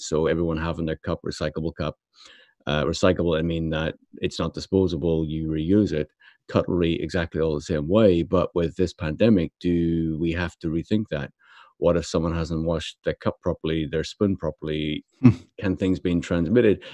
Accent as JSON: {"language": "English", "town": "Belfast", "region": "Northern Ireland", "country": "United Kingdom", "tie": "born or raised there", "said": "me being brought up in Belfast"}